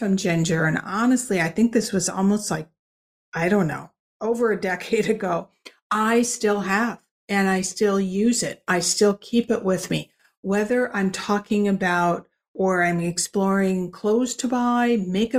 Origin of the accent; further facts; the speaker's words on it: Minnesota, United States; now in Paris, France; I grew up in Minnesota